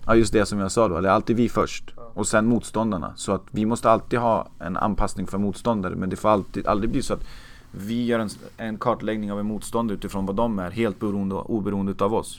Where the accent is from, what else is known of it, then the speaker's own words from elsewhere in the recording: Uppsala, Uppsala County, Sweden; jag är uppväxt i Uppsala